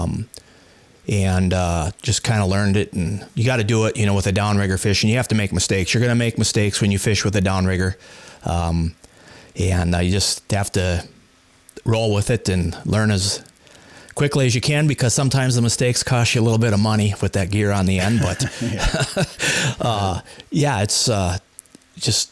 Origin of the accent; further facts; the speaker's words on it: Walker, Minnesota, United States; now in Grand Marais, United States; I grew up in Walker, and we didn't have a lot of opportunity around there